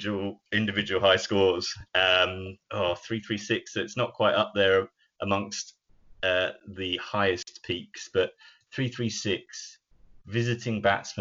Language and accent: English; England, United Kingdom; I'm English